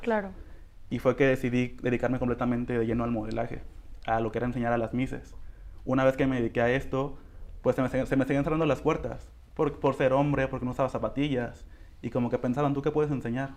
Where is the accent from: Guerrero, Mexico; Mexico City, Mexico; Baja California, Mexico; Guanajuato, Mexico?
Guerrero, Mexico; Coyuca de Benítez; yo ya tenía siete años enseñando a chicas en mi municipio, que soy de Coyuca de Benítez